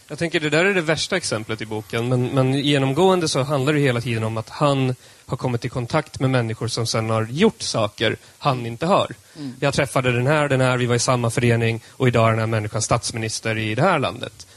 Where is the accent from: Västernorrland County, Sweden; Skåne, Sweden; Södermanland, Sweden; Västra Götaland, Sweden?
Södermanland, Sweden; jag är sörmlänning